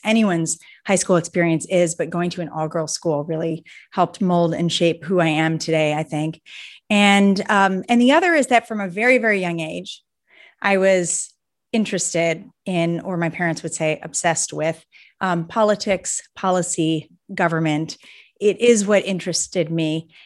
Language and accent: English; Cleveland, Ohio, United States; I'm from Cleveland, Ohio